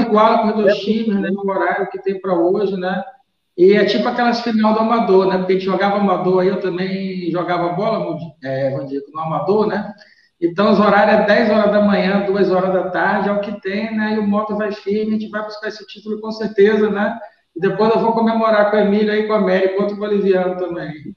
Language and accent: Portuguese; Rio de Janeiro, Brazil; now in Maranhão, Brazil; Eu, quando eu cheguei no Maranhão, sabe que eu sou carioca, né? Eu cheguei em 91.